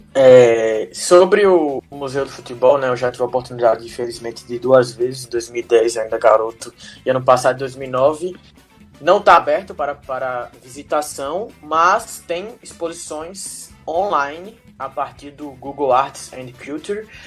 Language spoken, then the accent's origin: Portuguese; Aracaju, Sergipe, Brazil; moved away; eu sou de Aracaju, Sergipe do Nordeste